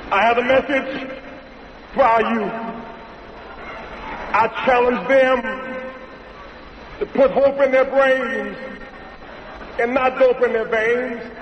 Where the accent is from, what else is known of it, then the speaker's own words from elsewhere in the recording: Greenville, South Carolina, United States; I was a child growing up in Greenville, South Carolina